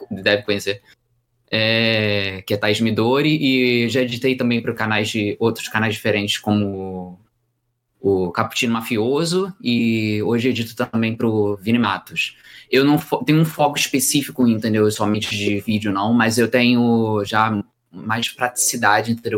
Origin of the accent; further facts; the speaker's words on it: Rio de Janeiro, Brazil; eu sou do Rio de Janeiro